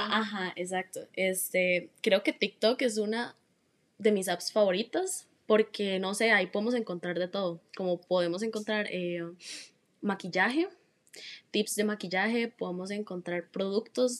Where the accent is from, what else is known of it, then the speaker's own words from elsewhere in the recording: Heredia, Costa Rica; soy de Heredia